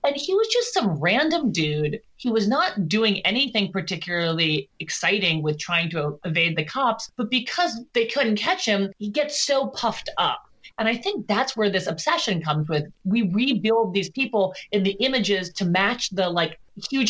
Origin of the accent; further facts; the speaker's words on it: New York City, New York, United States; moved away as an adult; now in Los Angeles, United States; I'm actually from Brooklyn